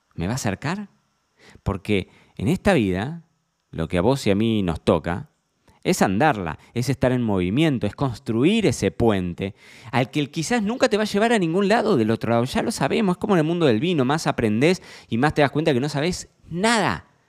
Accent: Carlos Casares, Buenos Aires Province, Argentina; Yo me crié en Casares. Casares es un pueblo de 15.000 habitantes.

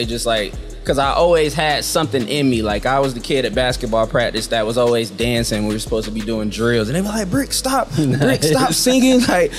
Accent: Tampa, Florida, United States; also born or lived in St. Petersburg / Fayetteville; Yeah, I was born in Tampa, partially raised in St. Petersburg, Florida. My dad was in the military, so I also stayed where …'s from in Fayetteville, North Carolina.

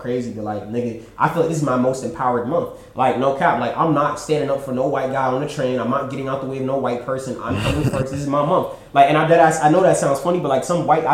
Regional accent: New Jersey, United States; I'm from New Jersey

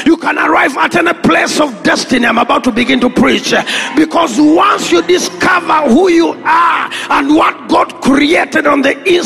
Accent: Uganda; I come from Natete Kumuara

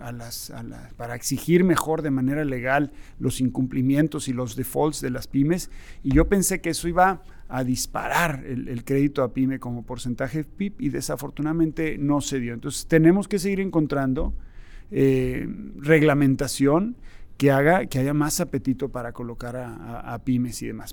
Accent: Mexico; como México, como mexicanos

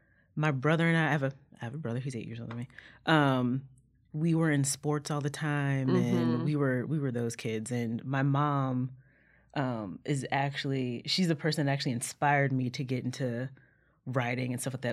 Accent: Elyria, Ohio, United States; I am an Ohioan. So I always tell people Cleveland because no one knows where Elyria is. Like it's like 30 minutes outside of Cleveland.

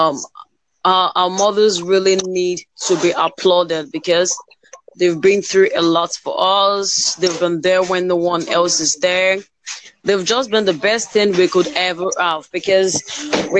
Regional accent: Nigeria; I'm from Nigeria

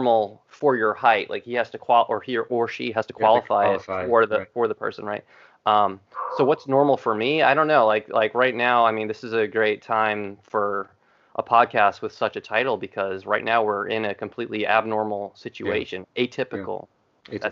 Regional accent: Long Island, New York, United States; And I grew up in New York. I grew up in Long Island

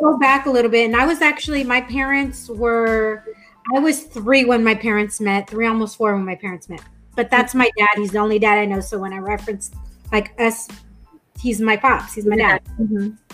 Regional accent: Escondido, California, United States; also born or lived in Albuquerque, New Mexico; I grew up in Escondido

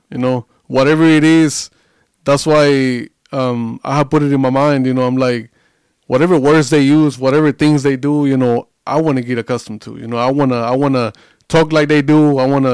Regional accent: Coahuila, Mexico; moved away as an adult; now in Southern Mexico; I was born and raised like in the very, very north of Mexico, in Coahuila.

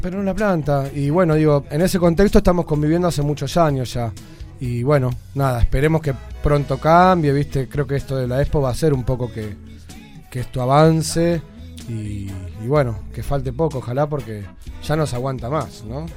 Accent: Buenos Aires, Argentina; nosotros somos pibes de Lugano

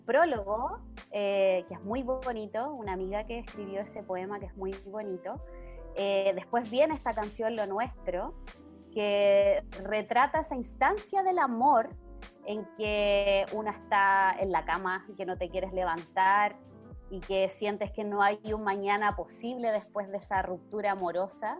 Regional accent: Melipilla, Santiago Metropolitan Region, Chile; nosotros somos de acá de Melipilla

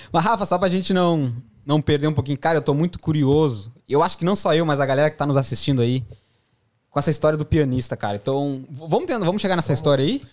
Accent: southern Brazil, Brazil; now in Australia; nós somos do sul do Brasil, por isso que a gente tem, a gente fala tu

